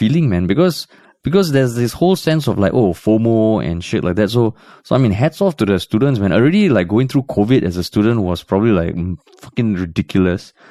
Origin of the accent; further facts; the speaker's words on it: Tampines, Singapore; growing up in Tampines